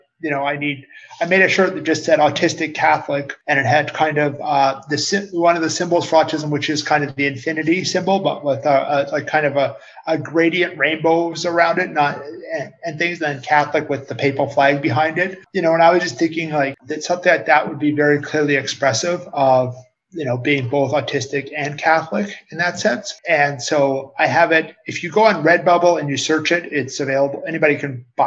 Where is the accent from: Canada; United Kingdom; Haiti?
Canada; Calgary, Alberta; moved away; I'm originally from Calgary, Canada